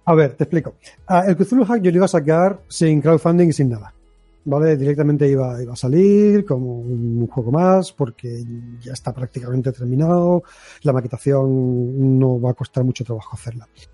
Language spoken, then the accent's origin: Spanish; Algeciras, Andalusia, Spain; mi pueblo, destruir Algeciras